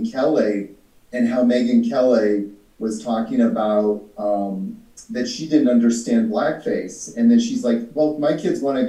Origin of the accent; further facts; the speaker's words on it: British Columbia, Canada; moved away as an adult; also born or lived in Vancouver, Canada / Victoria, Canada / New York City, United States; now in Costa Rica; I grew up in Canada, like I said, and you know, in Vancouver there was a lot of Asian people, you know, back when I was growing up.